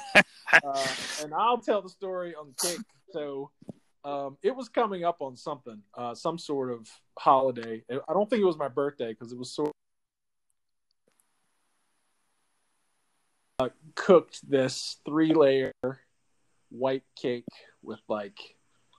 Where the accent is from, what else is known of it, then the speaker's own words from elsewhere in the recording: Eastern Shore of Virginia, United States; growing up on the Eastern Shore of Virginia